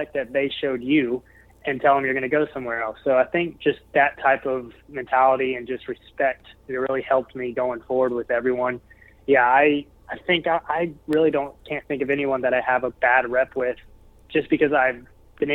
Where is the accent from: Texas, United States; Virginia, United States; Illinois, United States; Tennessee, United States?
Tennessee, United States; Memphis; my hometown in Memphis, Tennessee